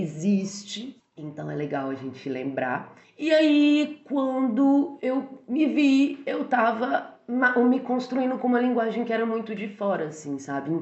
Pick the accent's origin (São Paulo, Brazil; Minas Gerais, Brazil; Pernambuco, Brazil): Minas Gerais, Brazil; Barbacena; moved away; eu cresci, né? Assim, saí de Barbacena e comecei a experimentar a vida em outros lugares